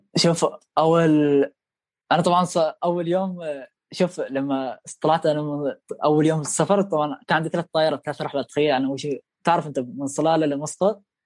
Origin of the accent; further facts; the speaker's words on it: Oman; moved away as an adult; also born or lived in Leipzig, Germany; now in Germany; احنا ساكنين احنا شباب عمانيين مع بعض